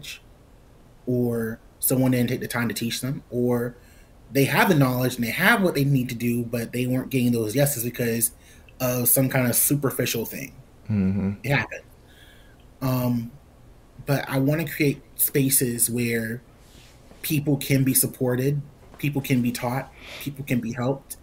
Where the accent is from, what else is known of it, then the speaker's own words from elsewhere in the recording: South Carolina, United States; my hometown